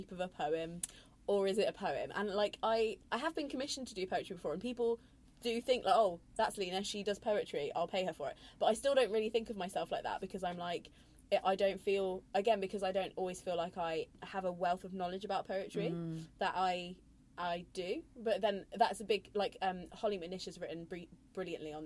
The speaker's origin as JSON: {"language": "English", "town": "Coventry", "region": "West Midlands", "country": "United Kingdom", "said": "the city I'm from Coventry"}